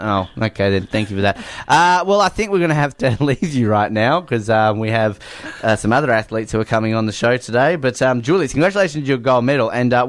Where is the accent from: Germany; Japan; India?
Germany; English is a second language; I'm from Germany, what do you think?